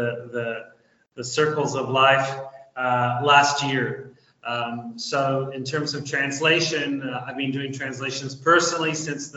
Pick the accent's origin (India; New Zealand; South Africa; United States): New Zealand; moved away as an adult; now in Argentina; I'm originally from New Zealand, although I have been living in Latin America, specifically Argentina, for almost 30 years now.